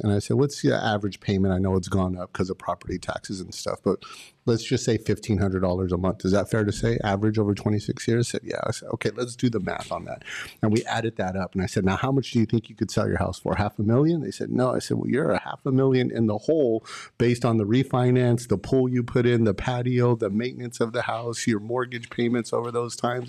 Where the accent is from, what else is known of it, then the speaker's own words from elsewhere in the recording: Los Angeles, California, United States; also born or lived in Antelope Valley, California; I grew up in Pacoima for the first half of my life in San Fernando Valley